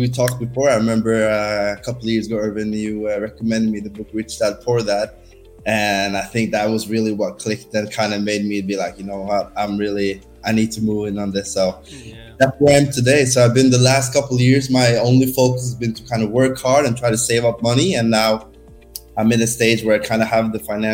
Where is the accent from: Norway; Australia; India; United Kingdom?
Norway; moved away as an adult; now in Barcelona, Spain; I'm born and raised in Norway